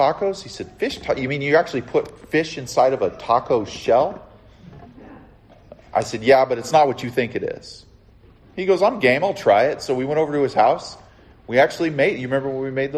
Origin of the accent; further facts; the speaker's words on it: Southern California, United States; also born or lived in the Carolinas; I'm from Southern California, where it's like granola